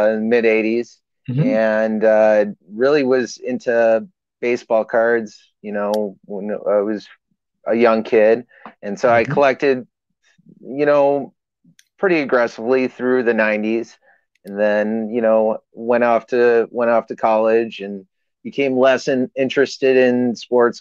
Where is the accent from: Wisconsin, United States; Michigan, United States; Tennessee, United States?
Wisconsin, United States; moved away; I'm originally from Wisconsin, so, you know, Green Bay by blood.